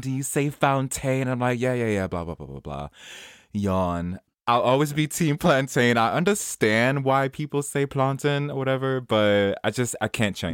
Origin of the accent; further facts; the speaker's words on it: New York City, New York, United States; moved away; I'm from Jamaica Queens.